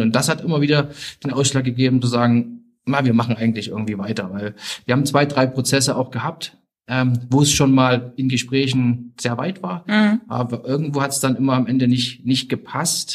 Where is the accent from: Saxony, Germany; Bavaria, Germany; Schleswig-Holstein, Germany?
Saxony, Germany; Zwickau; also born or lived in Leverkusen / Austria; bin in der DDR groß geworden